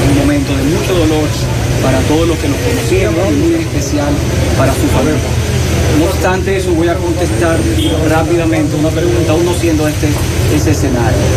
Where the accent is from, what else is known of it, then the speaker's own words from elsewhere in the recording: Dominican Republic; yo nací en la República Dominicana, vivo en la República Dominicana y no pienso ir a ningún otro lugar.